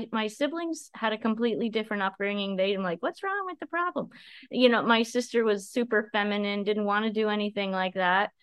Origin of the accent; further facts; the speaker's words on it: Ontario, Canada; I grew up in a small town in Ontario, Canada. So I'm a Canadian girl